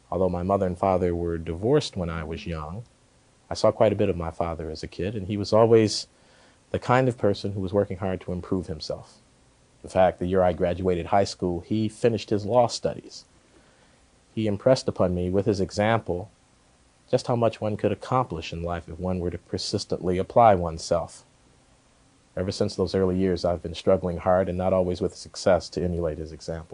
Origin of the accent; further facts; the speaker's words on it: Chicago, Illinois, United States; moved away as an adult; I was born in Chicago, Illinois, some 38 years ago. Grew up on the south side of that city in a predominantly black neighborhood